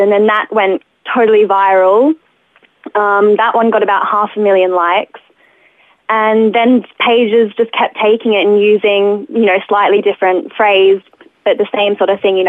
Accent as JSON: {"language": "English", "town": "Canberra", "region": "Australian Capital Territory", "country": "Australia", "moved": "yes", "lives_now": "Melbourne, Australia", "said": "because I'm originally from Canberra."}